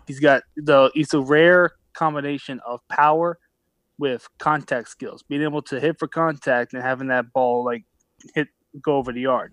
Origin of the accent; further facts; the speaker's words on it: Philadelphia, Pennsylvania, United States; I grew up in Philadelphia